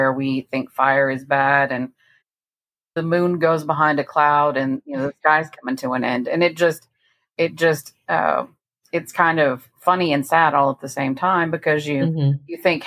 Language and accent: English; Victoria, Texas, United States; I was born in Victoria, Texas, so about 125 miles southwest of Houston